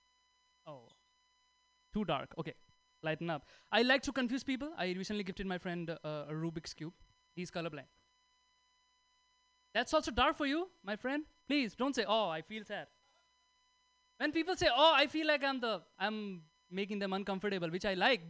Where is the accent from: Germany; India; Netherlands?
India; English is a second language; moved away as an adult; now in United States; I'm from India, 6 months in US